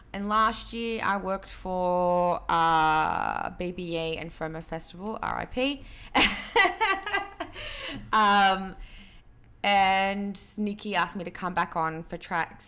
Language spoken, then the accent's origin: English; Sydney, New South Wales, Australia; also born or lived in Peru; growing up in Western Sydney